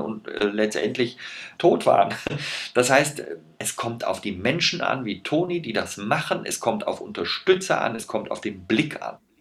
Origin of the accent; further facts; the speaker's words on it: Rhineland, Germany; wir sind beide Rheinländer